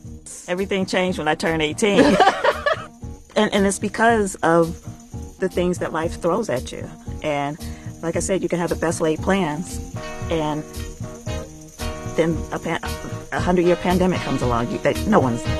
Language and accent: English; Detroit, Michigan, United States; moved away as an adult; also born or lived in Atlanta, Georgia; now in Shanghai, China; I was born in Detroit, Michigan.